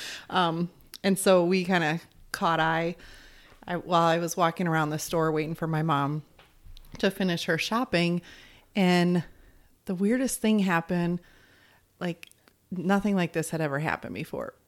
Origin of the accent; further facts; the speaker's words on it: Arizona, United States; moved away; also born or lived in California; I'm from Arizona and then moved out to California